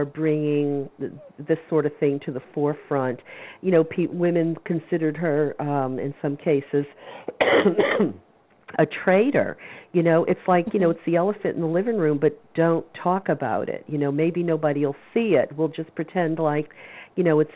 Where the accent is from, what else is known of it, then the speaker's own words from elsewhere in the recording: the South, United States; I grew up in the South